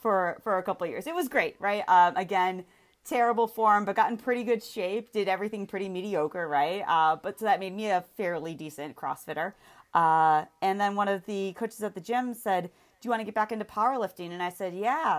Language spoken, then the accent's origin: English; Williamsville, New York, United States; moved away; I grew up in Williamsville, East Amherst kinda area